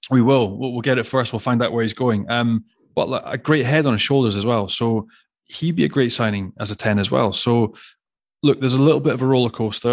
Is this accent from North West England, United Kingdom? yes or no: no; Glasgow, Scotland, United Kingdom; you're growing up in Glasgow